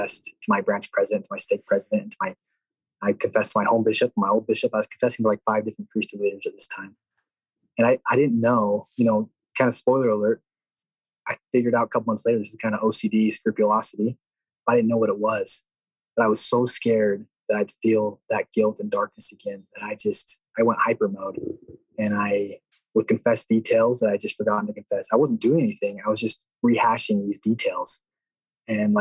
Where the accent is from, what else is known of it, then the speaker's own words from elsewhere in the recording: Rigby, Idaho, United States; I'm from Rigby, Idaho